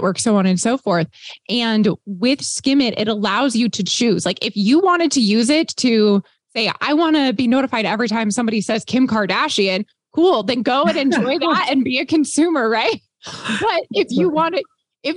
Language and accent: English; Texas, United States; I grew up in Texas